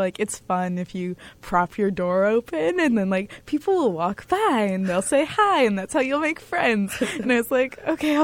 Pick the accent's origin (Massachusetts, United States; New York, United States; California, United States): Massachusetts, United States; Sudbury; also born or lived in Newtown, Connecticut; I'm from Massachusetts, Sudbury, Massachusetts